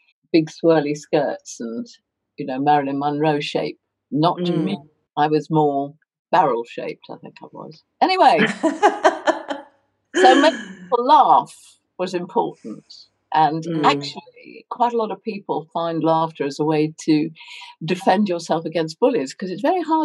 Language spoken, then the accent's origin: English; London, United Kingdom; moved away as an adult; also born or lived in Hertfordshire / Long Island, New York / Oxford; now in New Forest, United Kingdom; I grew up in Hertfordshire till I was 5 and the war ended, then moved to Hampstead, which was the family home, and have more or less lived in Hampstead ever since